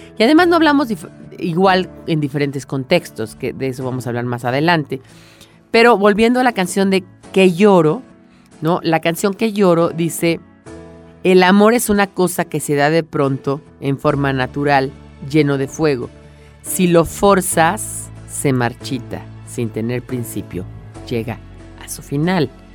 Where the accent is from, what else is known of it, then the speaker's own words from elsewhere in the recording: Mexico; a mí como mexicana, que no tengo este dialecto madrileño